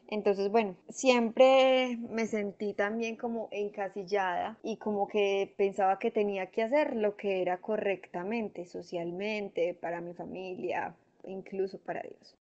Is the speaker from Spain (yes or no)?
no; Medellín, Antioquia, Colombia; yo soy de Medellín